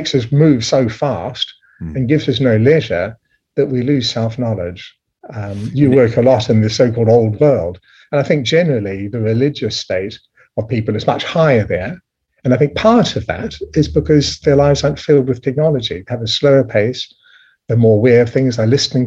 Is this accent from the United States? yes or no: no; New Zealand; I was raised in New Zealand